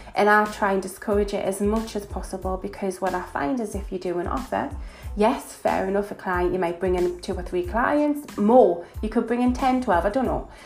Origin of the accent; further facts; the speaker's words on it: Newcastle upon Tyne, North East England, United Kingdom; accent: northern; I am from Newcastle. As you can probably tell from my accent, I am a northern girl, proud to be